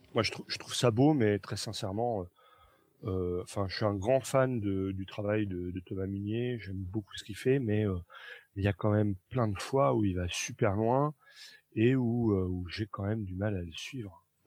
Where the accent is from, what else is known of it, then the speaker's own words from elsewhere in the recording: Nancy, Grand Est, France; moved away; à Nancy. bien que ce soit ma terre natale